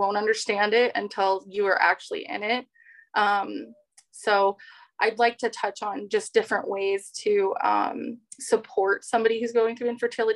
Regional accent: Southern California, United States; moved away; also born or lived in North Dakota; I grew up in SoCal.

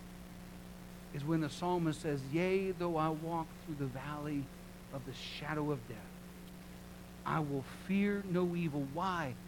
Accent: Sarasota, Florida, United States; moved away as an adult; also born or lived in British Columbia, Canada; I grew up here in Sarasota.

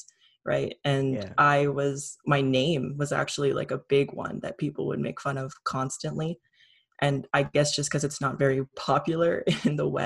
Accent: Trenton, Ontario, Canada; I grew up in Trenton, which was pretty white

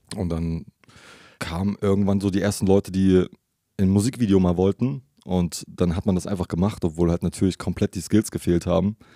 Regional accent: Leipzig, Saxony, Germany; Also mehr oder weniger in Leipzig geboren

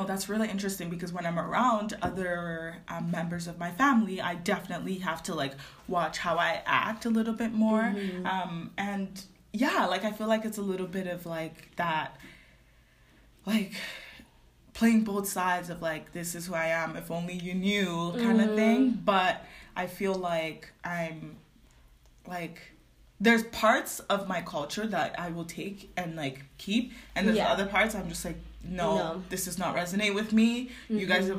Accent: Nigeria; We're just using Nigerian because we're both Nigerian.

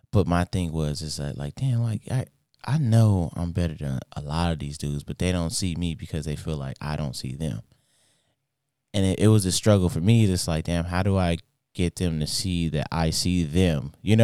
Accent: Inglewood, California, United States; I grew up in Inglewood. Predominantly like Hispanic black neighborhood

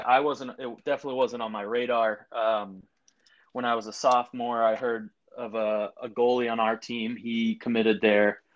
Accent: outside of Boston, Massachusetts, United States; now in Brooklyn, United States; I was born or raised outside of Boston.

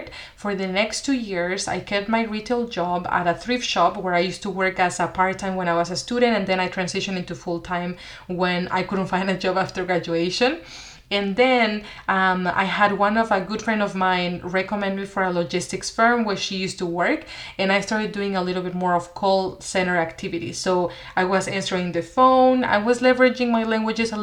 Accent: Mexico; moved away as an adult; also born or lived in Seattle, United States; I went to the US for college. I'm originally from Mexico

